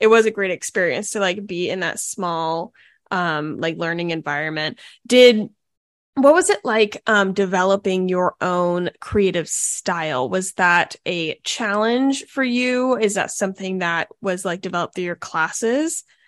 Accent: Charleston, South Carolina, United States; also born or lived in Fort Mill, South Carolina; I was born in Charleston, then we went to school there, then we moved back.

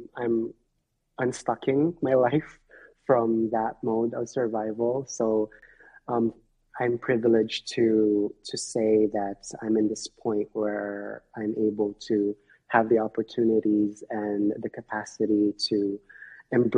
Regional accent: Manila, Metro Manila, Philippines; now in Hawaii, United States; I am a Filipino immigrant here in Hawaii, born and raised in Manila, Philippines.

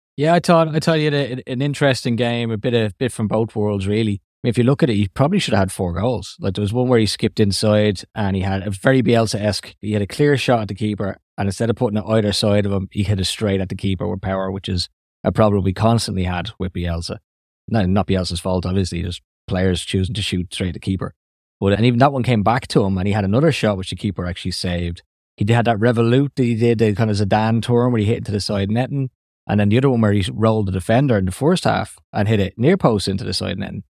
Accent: Ireland; accent: Irish; my Irish accent

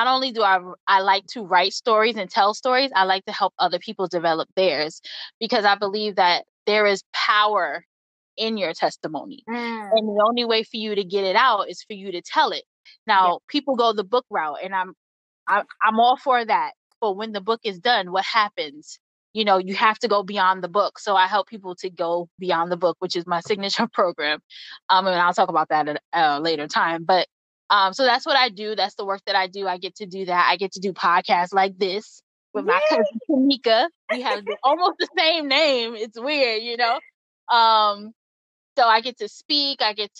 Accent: New York City, New York, United States; moved away as an adult; now in Atlanta, United States; Born and raised in the Bronx, New York, currently living in Atlanta, Georgia.

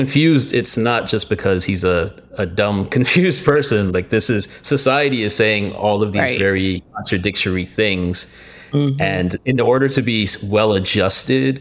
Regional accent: Miami, Florida, United States; growing up in Miami

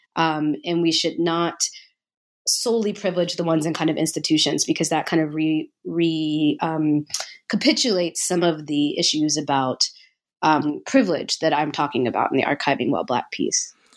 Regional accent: Nashville, Tennessee, United States; I grew up in Nashville, Tennessee.

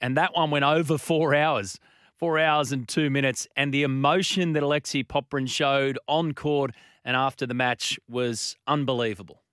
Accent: Australia; as an Australian

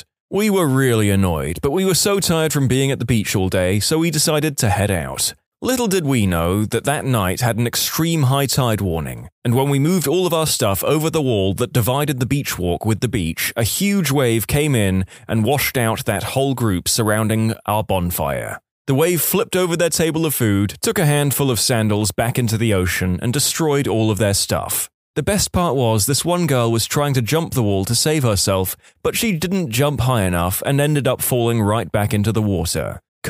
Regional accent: San Diego, California, United States; I'm from San Diego, and during the summer, you have to claim bonfire pits on the beach really early in the morning if you want it for that night.

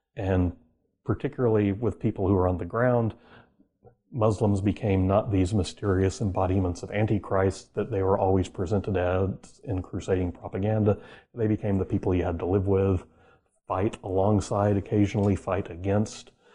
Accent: Oklahoma, United States; I grew up in Oklahoma

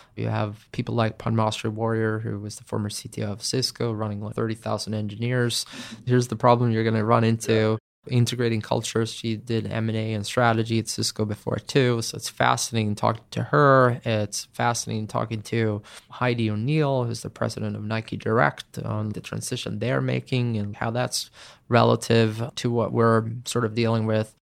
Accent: Sweden; my home country

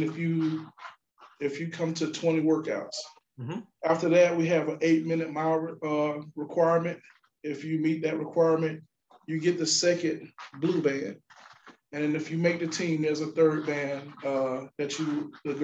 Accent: Augusta, Georgia, United States; I grew up here in Augusta, Georgia, graduate from Richmond Academy

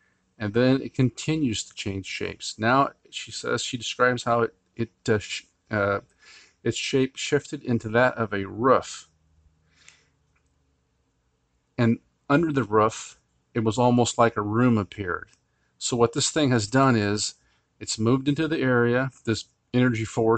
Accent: Finland; Today's case, well actually two cases, I come from Finland.

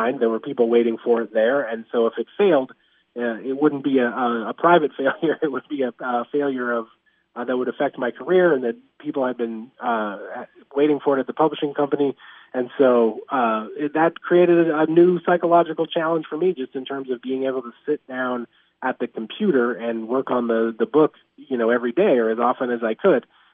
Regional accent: Montana, United States; I grew up in Montana

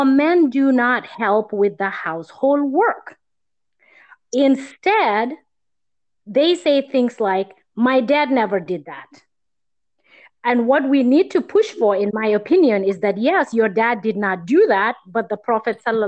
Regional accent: Gambia; moved away; growing up in Gambia and where I am now today

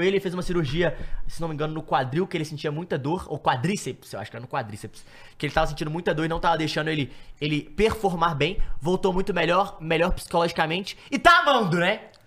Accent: Brazil; a gente é brasileiro

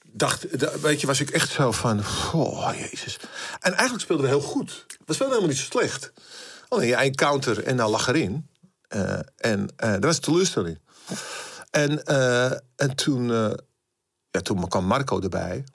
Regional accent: Amsterdam, North Holland, Netherlands; ik kwam er natuurlijk uit Amsterdam

